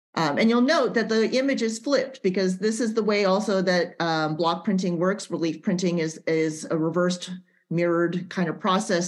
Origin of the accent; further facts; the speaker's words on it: Central Valley, California, United States; we're both from the Central Valley and that we're both um, Japanese American